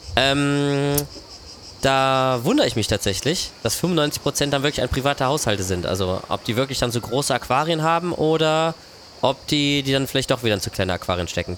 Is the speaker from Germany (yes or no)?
yes; Germany; Wir als Deutsche